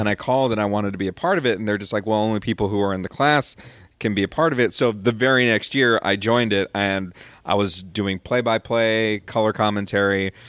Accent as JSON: {"language": "English", "area": "Rio Grande Valley", "region": "Texas", "country": "United States", "tie": "born or raised there", "also_born_or_lived": "Austin, Texas", "said": "I grew up in the Rio Grande Valley"}